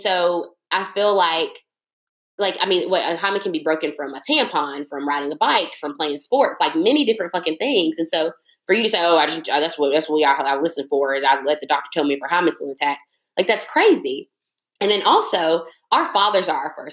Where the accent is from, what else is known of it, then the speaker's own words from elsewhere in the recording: United States; as an American woman, someone who was born here